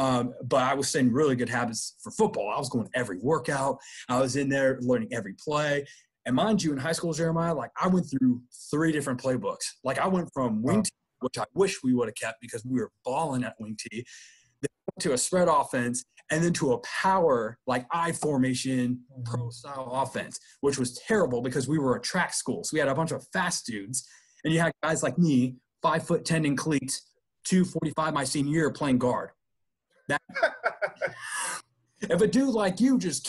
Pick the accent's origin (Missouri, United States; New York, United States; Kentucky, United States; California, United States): California, United States; Oakland; moved away; also born or lived in Texas; I'm originally from the Bay Area, from the Oakland Bay Area. And growing up, I mean, it's Cal territory or Stanford territory